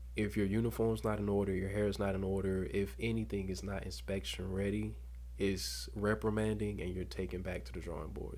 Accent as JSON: {"language": "English", "town": "Dothan", "region": "Alabama", "country": "United States", "tie": "born or raised there", "said": "Born and raised in Dothan, Alabama"}